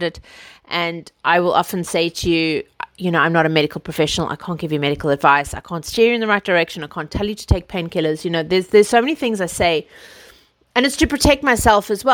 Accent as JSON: {"language": "English", "country": "South Africa", "moved": "yes", "lives_now": "United Kingdom", "said": "I see myself as South African as well"}